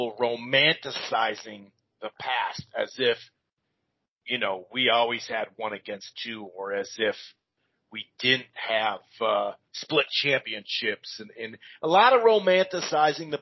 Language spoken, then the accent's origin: English; Minnesota, United States; I'm born and raised in Minnesota